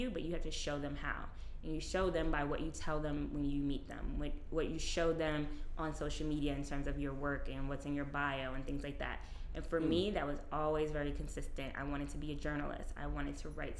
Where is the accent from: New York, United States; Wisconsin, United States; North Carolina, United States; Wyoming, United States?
New York, United States; New York City; I grew up in New York